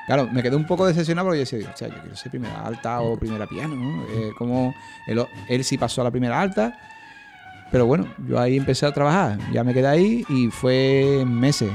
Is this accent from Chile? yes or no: no; Seville, Andalusia, Spain; mi infancia en el Parque Arcosa